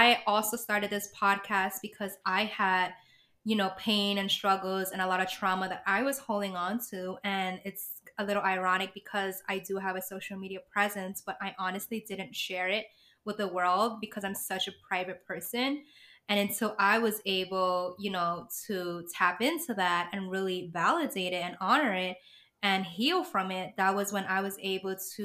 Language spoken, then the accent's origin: English; New York City, New York, United States; I'm a native New Yorker too